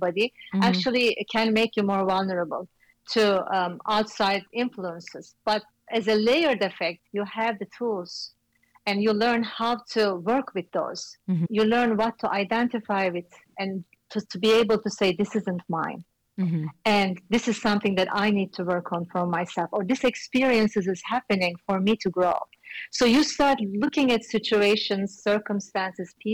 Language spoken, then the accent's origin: English; Istanbul, Turkey; moved away as an adult; also born or lived in New York City; I came from Istanbul, another big city